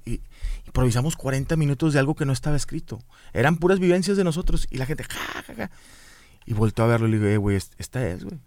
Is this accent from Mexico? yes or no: yes; Monterrey, Nuevo León, Mexico; somos los regios